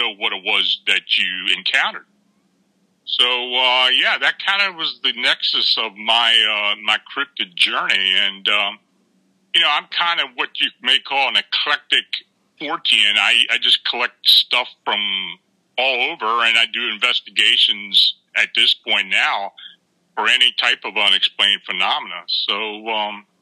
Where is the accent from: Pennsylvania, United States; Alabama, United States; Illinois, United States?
Pennsylvania, United States; near Gettysburg; moved away as an adult; also born or lived in Baltimore, Maryland; I was born and raised near Gettysburg, so I was on the battlefield a lot